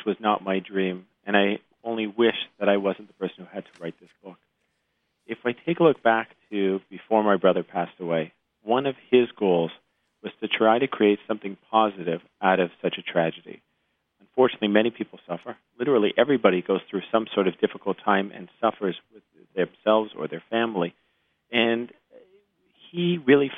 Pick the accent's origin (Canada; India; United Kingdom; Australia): Canada; Montreal, Quebec; moved away as an adult; now in United States; I grew up in Canada, my father's a gastroenterologist in Montreal, and having grown up in the Canadian system